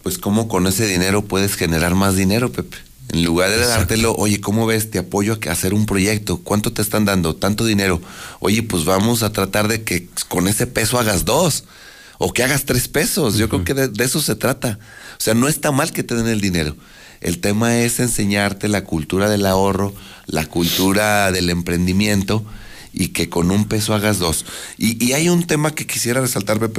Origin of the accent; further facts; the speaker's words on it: Aguascalientes, Mexico; yo vivo en Aguascalientes, nací en Aguascalientes, crecí en Aguascalientes y no me voy a ir de Aguascalientes.